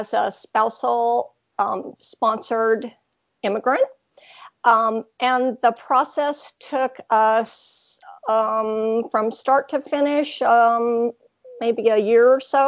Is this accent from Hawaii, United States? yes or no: yes; Hawaii, United States; moved away as an adult; also born or lived in California / Texas; now in Ontario, Canada; I grew up in Hawaii with a few years in California, and then I went to university in Texas and stayed there for decades until I came up here